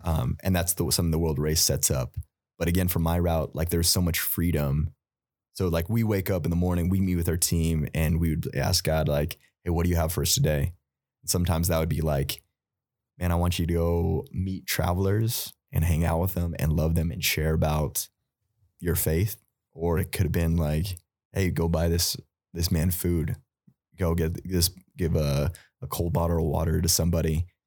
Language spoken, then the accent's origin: English; United States; us just growing up in America